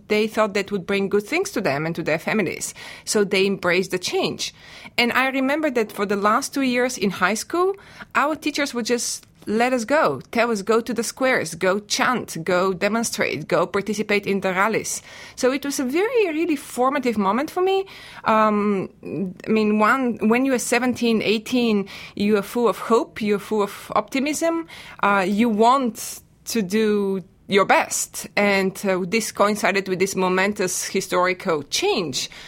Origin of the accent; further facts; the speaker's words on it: Bulgaria; now in United States; I am a native of Bulgaria and I teach Eastern European history at The Ohio State University